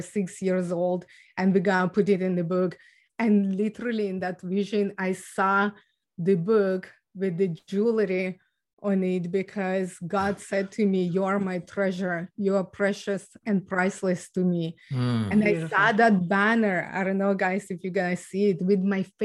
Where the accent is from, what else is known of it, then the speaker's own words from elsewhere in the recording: Ukraine; moved away; So I was born and raised in Ukraine